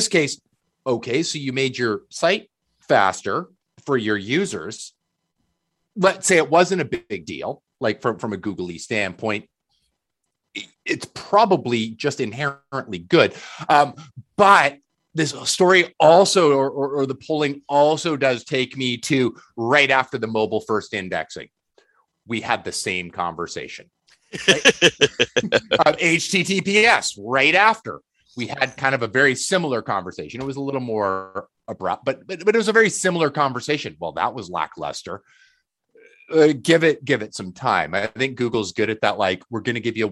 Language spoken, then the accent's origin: English; Canada; As a Canadian